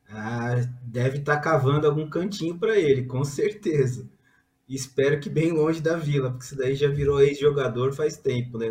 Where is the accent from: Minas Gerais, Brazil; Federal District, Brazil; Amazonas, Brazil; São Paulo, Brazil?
São Paulo, Brazil; eu que sou de São Paulo